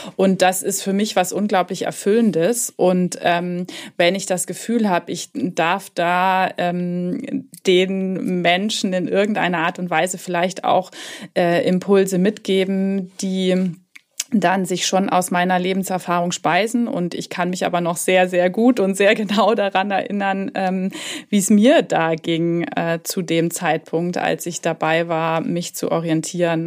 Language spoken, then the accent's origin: German; Hamburg, Germany; moved away; also born or lived in Southern Germany; Ich sitze in Hamburg im schönen Norden, da wo auch meine Praxis sich befindet. Und ähm, es ist tatsächlich auch meine Heimatstadt.